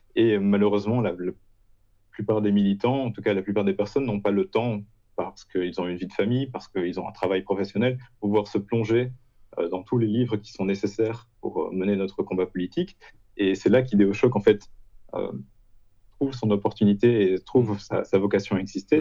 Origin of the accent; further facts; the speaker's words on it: Belgium; moved away as an adult; now in Poland; je suis belge